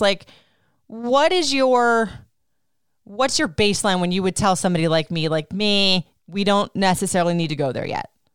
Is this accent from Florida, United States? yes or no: yes; Florida, United States; also born or lived in Puerto Rico; I grew up in Florida